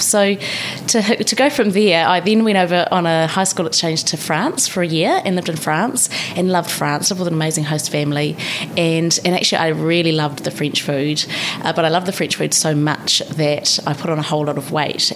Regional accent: Palmerston North, Manawatū-Whanganui, New Zealand; moved away as an adult; also born or lived in Christchurch / Paris / Canberra; now in Wellington, New Zealand; We met in Palmerston North, my hometown

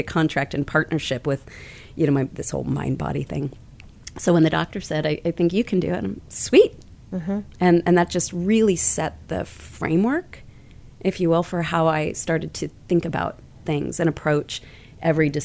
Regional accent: Kansas City, United States; I'm originally from Kansas City, nice Midwestern

